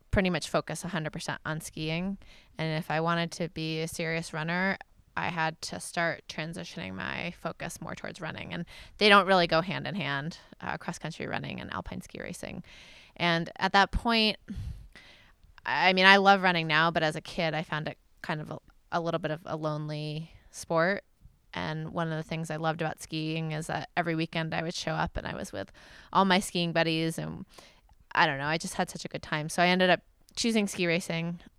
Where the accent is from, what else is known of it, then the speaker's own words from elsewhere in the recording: Maine, United States; I grew up in Maine